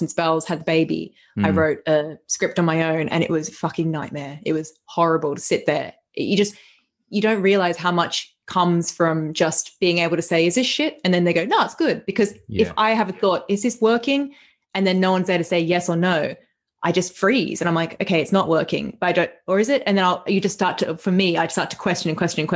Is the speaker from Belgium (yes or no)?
no; Australia; moved away; I'm from Australia, from, very small town.